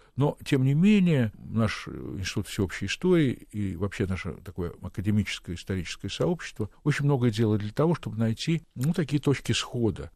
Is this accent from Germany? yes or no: no; Kyrgyzstan; moved away; я родом из Киргизии